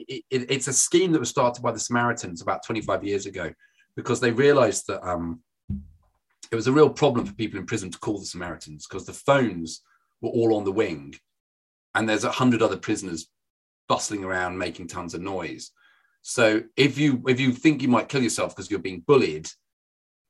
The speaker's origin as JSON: {"language": "English", "town": "Birmingham", "region": "West Midlands", "country": "United Kingdom", "accent": "Brummie", "said": "I'm from Birmingham. You don't see my accent. I'm from Birmingham."}